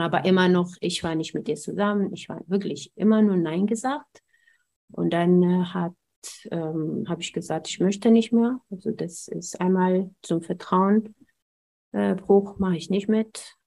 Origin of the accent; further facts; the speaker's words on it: Ethiopia; German is a second language; moved away as an adult; also born or lived in Braunschweig, Germany; now in Germany; meiner Kindheit in Äthiopien